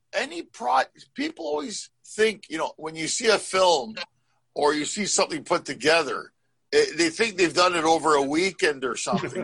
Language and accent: English; Canada; now in Los Angeles, United States; I came from Canada